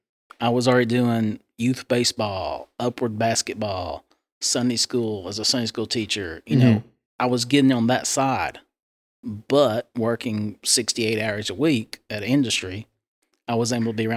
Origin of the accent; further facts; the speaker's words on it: McMinn County, Tennessee, United States; growing up in McMinn County, there was only one.